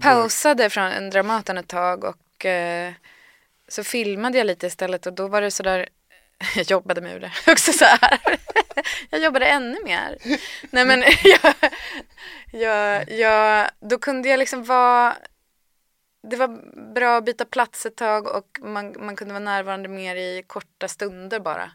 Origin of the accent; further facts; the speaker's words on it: Härnösand, Västernorrland County, Sweden; also born or lived in Gothenburg, Sweden; jag föddes i Göteborg, men sen flyttade vi till Härnösand när jag var fyra